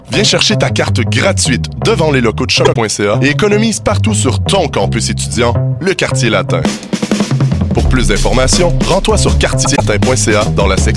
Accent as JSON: {"language": "French", "region": "Quebec", "country": "Canada", "said": "québécois canadien. Ah, c'est certain. Euh, un Québécois d'expression canadienne, française, française. Euh, on est des Canadiens, ah américains, francophones."}